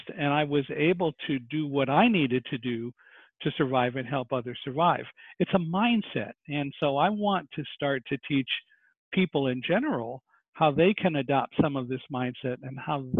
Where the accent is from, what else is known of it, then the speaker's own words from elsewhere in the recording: Palmdale, California, United States; I grew up in Palmdale, California